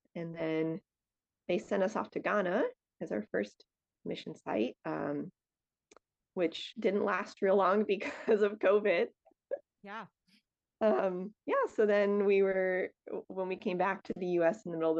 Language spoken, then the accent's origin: English; Connecticut, United States; moved away as an adult; also born or lived in Pennsylvania / Bogota, Colombia; I grew up in Connecticut, then I went to undergrad in Pennsylvania at a school called Messiah College, which is a Christian school.